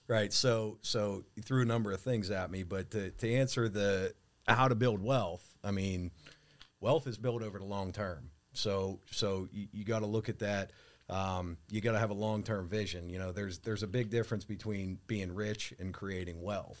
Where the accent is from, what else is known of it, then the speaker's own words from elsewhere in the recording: Pittsburgh, Pennsylvania, United States; being a Pittsburgh guy, Um, born and raised in Pittsburgh